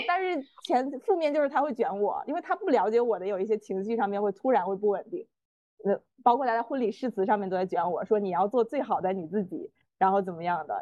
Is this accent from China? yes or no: yes; northern China, China; moved away as an adult; also born or lived in Beijing / Shanghai; 他的大学是在我的老家上的